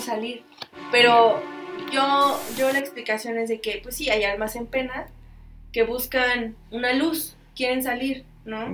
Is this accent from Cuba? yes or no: no; Mexico; nosotros los mexicanos